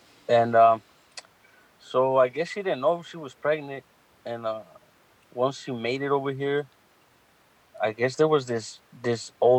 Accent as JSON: {"language": "English", "town": "Long Beach", "region": "California", "country": "United States", "tie": "born or raised there", "said": "I started in Long Beach. My mom was, they made me in Honduras."}